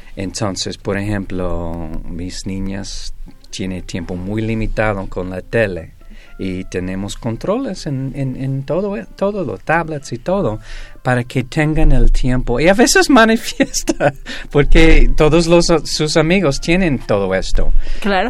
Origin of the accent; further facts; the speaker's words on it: Greece; yo soy griego